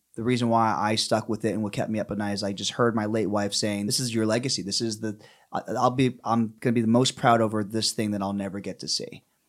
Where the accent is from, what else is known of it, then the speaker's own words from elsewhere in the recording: Pennsylvania, United States; I grew up in Pennsylvania